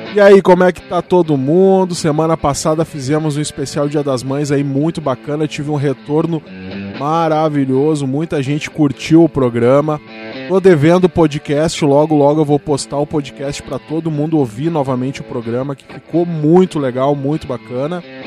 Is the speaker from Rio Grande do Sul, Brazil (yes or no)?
yes; São Gabriel, Rio Grande do Sul, Brazil; moved away; minha terra natal, né? Lá de São Gabriel, eu sou de lá.